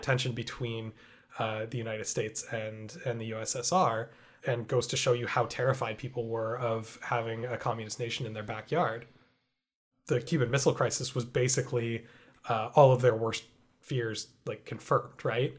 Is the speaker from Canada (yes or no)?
yes; Canada; as a Canadian having grown up in a country where it's never been an issue for me